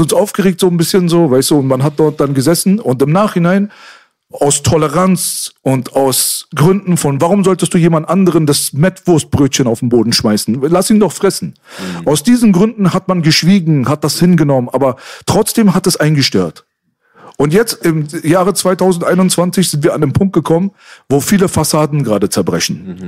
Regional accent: Berlin, Germany; uns Berlinern

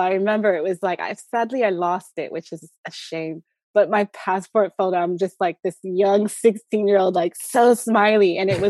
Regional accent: Southern California, United States; So originally, I was raised in Southern California.

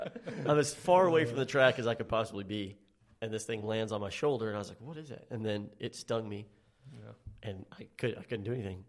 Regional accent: Texas, United States; Yeah, I was born and bred in Texas, and I'm like, man, I love Texas all the way through and through

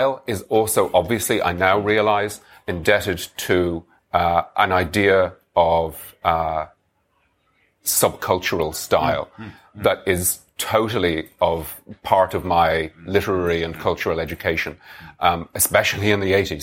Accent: Dublin, Leinster, Ireland; as a teenager growing up in Dublin

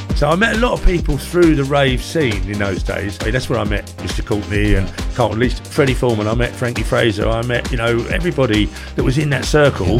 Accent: Ramsgate, South East England, United Kingdom; I live in Ramsgate, born and bred in Ramsgate

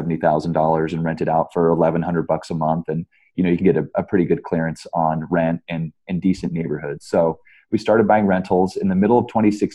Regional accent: Omaha, Nebraska, United States; also born or lived in California; I grew up here in Omaha, Nebraska

